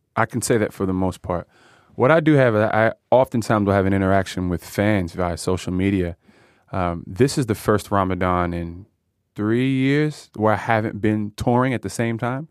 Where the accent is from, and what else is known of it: United States; born or raised there